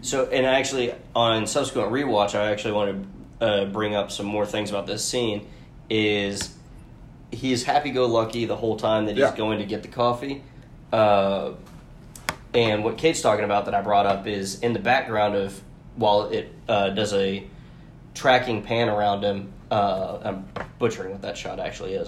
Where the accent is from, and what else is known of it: Atlanta, Georgia, United States; born or raised there